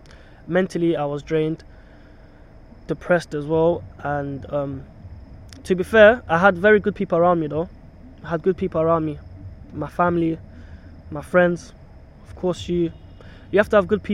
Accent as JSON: {"language": "English", "country": "Kenya", "moved": "yes", "lives_now": "United Kingdom", "said": "I'm from Kenya, but I've got family in Tanzania"}